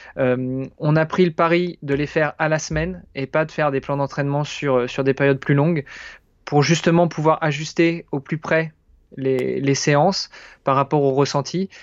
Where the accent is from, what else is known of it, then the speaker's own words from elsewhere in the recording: France; moved away as an adult; now in Luxembourg; français, franco-italien exactement, et je réside au Luxembourg depuis une douzaine d'années